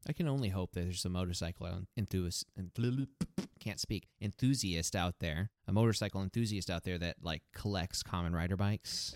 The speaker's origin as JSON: {"language": "English", "country": "United States", "said": "we're American"}